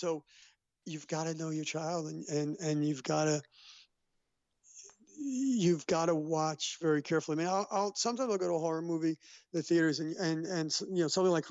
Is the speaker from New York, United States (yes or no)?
yes; New York City, New York, United States; This was JHS 101 in the Bronx, and I grew up in the Bronx